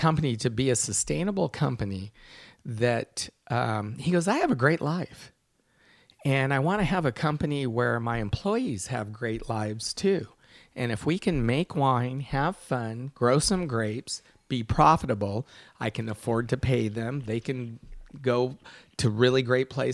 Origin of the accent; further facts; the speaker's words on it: Sonoma County, California, United States; as a winemaker growing up in Sonoma County